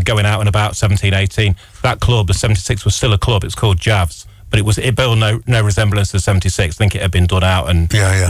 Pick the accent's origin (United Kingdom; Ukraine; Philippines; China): United Kingdom; York, Yorkshire and the Humber; born there; also born or lived in Burton-on-Trent; Yeah, I was born in York, but I only lived there for 6 months.